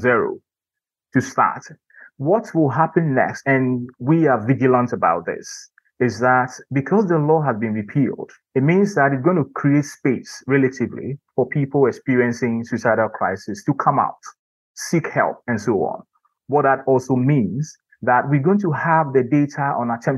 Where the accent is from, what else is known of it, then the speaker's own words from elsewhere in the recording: Ghana; growing up in Ghana